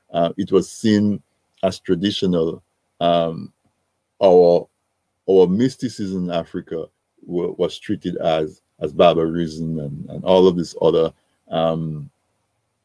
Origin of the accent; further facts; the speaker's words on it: Dominica; So I grew up in Dominica